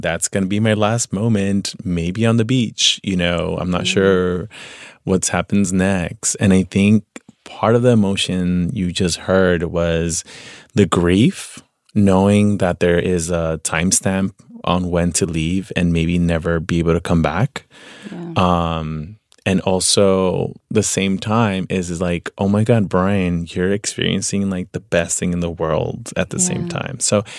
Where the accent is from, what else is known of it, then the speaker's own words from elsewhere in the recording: Veracruz, Mexico; now in Los Angeles, United States; And I'm like, well, I'm from Veracruz, pero vivo en Los Angeles.